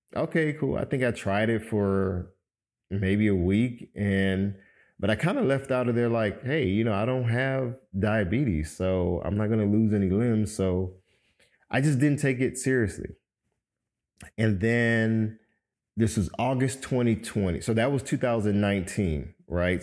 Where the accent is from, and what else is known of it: Miami, Florida, United States; born or raised there; moved away as an adult; now in Atlanta, United States